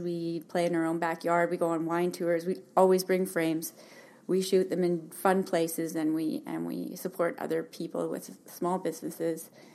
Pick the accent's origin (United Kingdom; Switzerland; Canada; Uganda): Canada; Calgary, Alberta; moved away as an adult; also born or lived in Hamilton, Ontario; now in Kelowna, Canada; I was born in Hamilton, lived there till my parents decided to move to Alberta when I was about seven. And so I basically grew up in Calgary